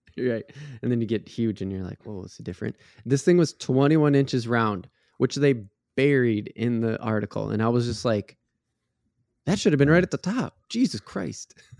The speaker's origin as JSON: {"language": "English", "region": "Minnesota", "country": "United States", "said": "being a Minnesotan"}